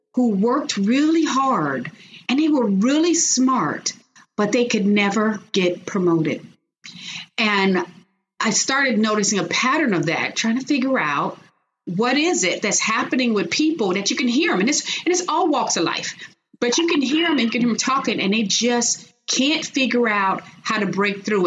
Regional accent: Chicago, Illinois, United States; moved away as an adult; now in Texas, United States; I'm originally from Chicago. So I was born and raised in Chicago

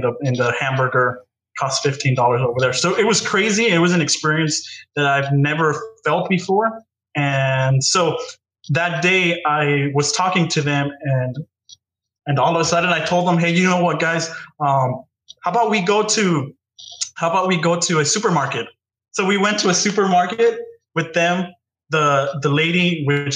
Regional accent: United States; I was born here in the United States.

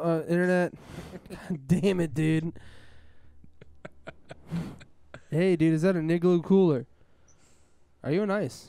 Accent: United States; also born or lived in Washington, D.C.; We're from America. We're in Washington, D.C.

